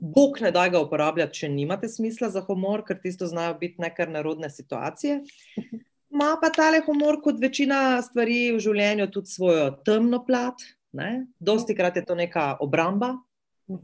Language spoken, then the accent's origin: Slovenian; Slovenia